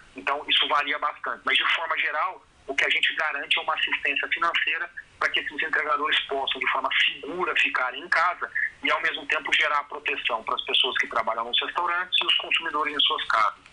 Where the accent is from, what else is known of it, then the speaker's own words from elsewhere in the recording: Brazil; A gente, como brasileiro